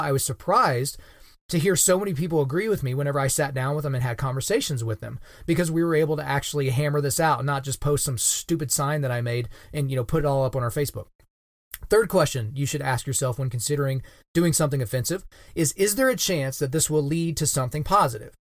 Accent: Oklahoma, United States; the state of Oklahoma, which is my home state where I'm born and raised and where I currently reside

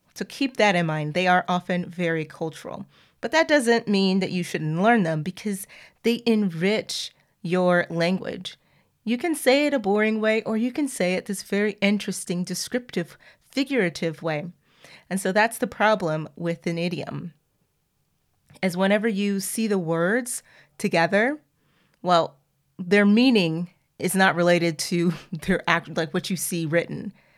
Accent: the South, United States; I'm from the South, and we have our own phrases

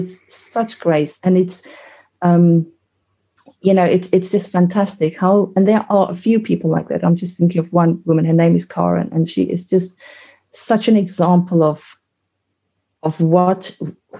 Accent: South Africa; I am South African

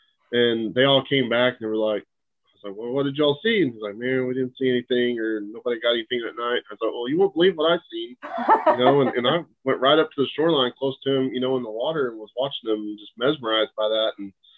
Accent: Oklahoma, United States; All my buddies hunted and stuff when I grew up in Oklahoma, and, I would take them, we had some family property

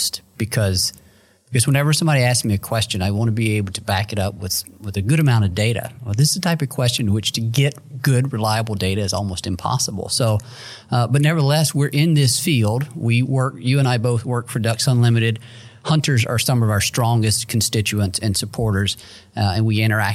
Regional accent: North Mississippi, United States; now in Memphis, United States; I live in Memphis now. I grew up in North Mississippi

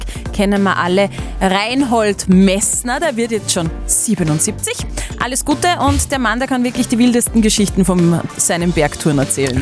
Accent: Upper Austria, Austria; bei uns in Oberösterreich

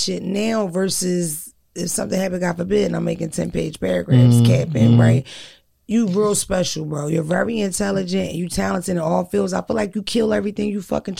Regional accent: Philadelphia, Pennsylvania, United States; I'm definitely from Philadelphia.

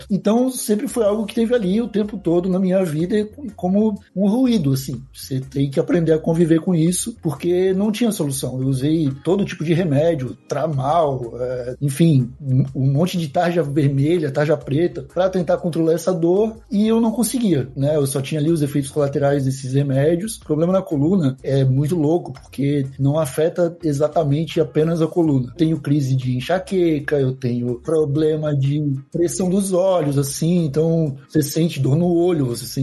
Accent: Santa Catarina, Brazil; Falei, poxa, eu sou de Santa Catarina, por que, que eu não conheço essa associação?

